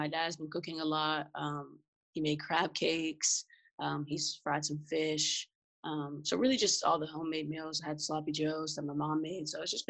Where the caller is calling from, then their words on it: Pittsburgh, Pennsylvania, United States; I am joining you from Pittsburgh, Pennsylvania.